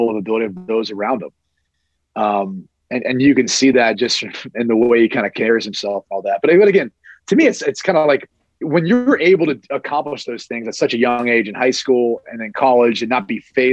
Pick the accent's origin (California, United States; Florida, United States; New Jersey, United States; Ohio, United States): Ohio, United States; Columbus; I'm from Columbus